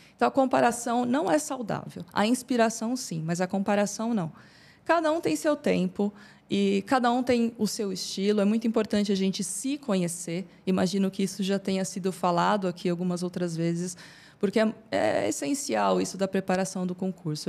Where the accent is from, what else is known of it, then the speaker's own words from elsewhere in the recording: São Bernardo do Campo, São Paulo, Brazil; eu sou natural de São Bernardo.